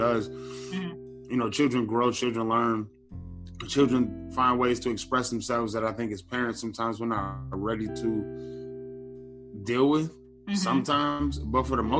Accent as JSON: {"language": "English", "town": "Detroit", "region": "Michigan", "country": "United States", "tie": "born or raised there", "moved": "yes", "lives_now": "Northern Virginia, United States", "said": "I'm from Detroit. I'm from Detroit, Michigan. Born and raised West Side, Joy Road"}